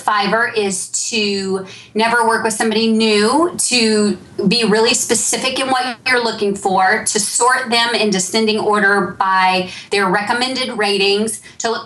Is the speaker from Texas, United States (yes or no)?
yes; Texas, United States; I'm from Texas